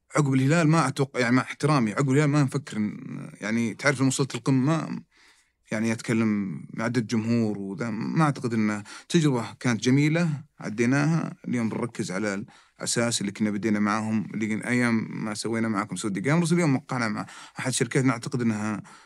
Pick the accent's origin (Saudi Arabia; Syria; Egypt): Saudi Arabia; عندنا في السعوديه